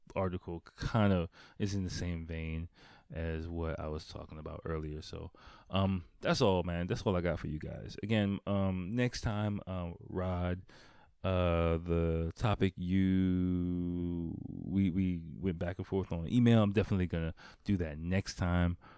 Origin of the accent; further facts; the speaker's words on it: United States; moved away; growing up in America